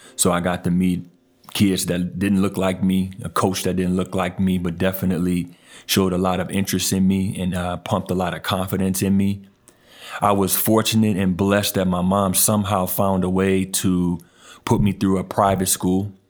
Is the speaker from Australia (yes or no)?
no; Tacoma, Washington, United States; born or raised there; moved away as an adult; also born or lived in New Orleans, Louisiana / Roseburg, Oregon / Idaho; now in Portland, United States